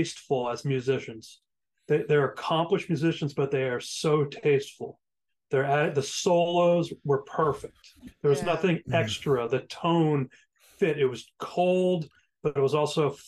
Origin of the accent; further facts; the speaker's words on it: New England, United States; I'm from New England